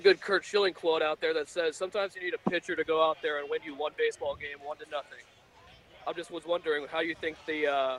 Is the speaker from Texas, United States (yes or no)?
no; Phoenix, Arizona, United States; I'm from Phoenix, Arizona.